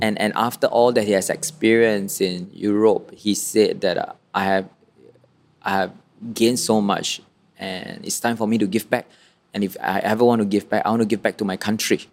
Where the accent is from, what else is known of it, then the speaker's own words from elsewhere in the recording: Malaysia; also born or lived in Kuala Lumpur; I'm born a Malaysian